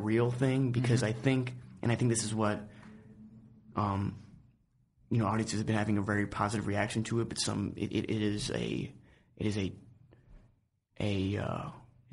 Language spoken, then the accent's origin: English; New York, United States; I grew up in New York